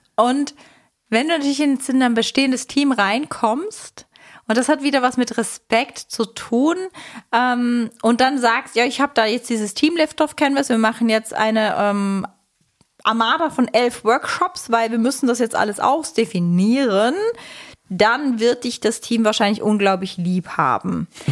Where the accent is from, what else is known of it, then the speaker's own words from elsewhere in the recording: Switzerland; Ich bin Schweizerin.